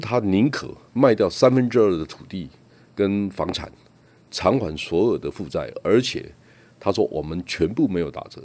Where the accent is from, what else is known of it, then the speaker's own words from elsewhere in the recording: Toucheng, Yilan County, Taiwan; 我在老街长大，然后呢，我祖父有，有几个特色，我祖父是个诗人，他有三百多首可以找得到的著作，他是台湾诗社非常活跃的成员。然后呢，因为来往的都是文人，那我祖父还有一个特色，他是我们镇上象棋第一高手